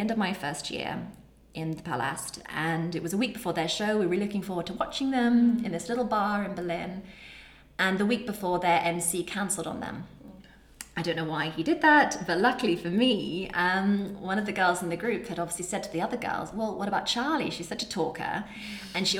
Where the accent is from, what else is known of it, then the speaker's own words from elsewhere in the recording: England, United Kingdom; being English